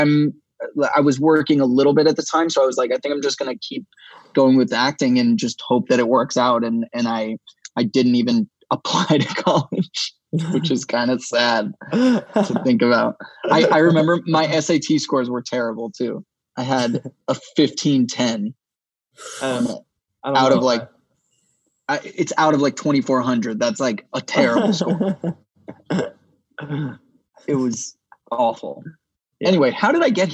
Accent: Los Angeles, California, United States; I grew up here in LA. Obviously, I'm from the Valley.

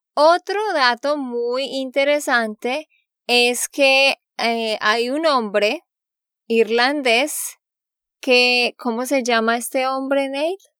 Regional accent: Santander, Colombia; de Santander, Colombia

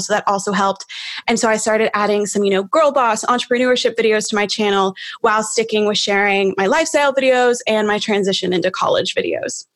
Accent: Knoxville, Tennessee, United States; also born or lived in Nashville, Tennessee; my hometown is Knoxville

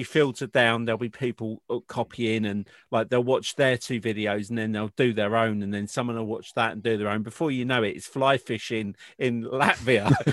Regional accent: United Kingdom; I'm British

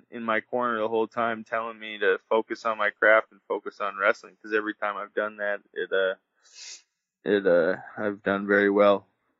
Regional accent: Wisconsin, United States; born or raised there; also born or lived in Bulgaria

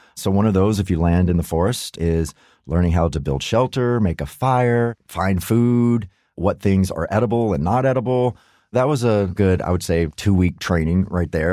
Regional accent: United States; as an American

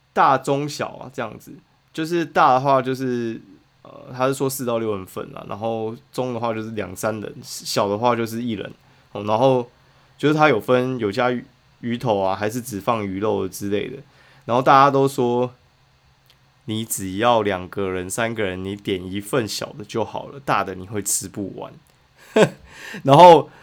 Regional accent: Kaohsiung, Taiwan; 我以前就是投起麦的，反正高雄人嘛

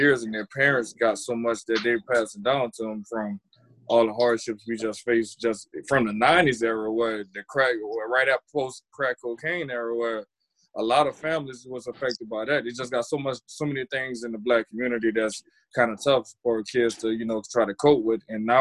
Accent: the South, United States; now in Minneapolis, United States; growing up in the South

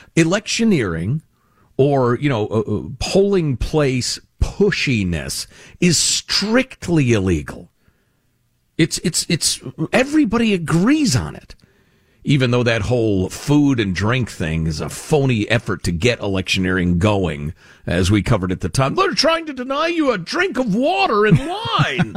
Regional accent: Chicago, Illinois, United States; the corruption I grew up with in Chicagoland

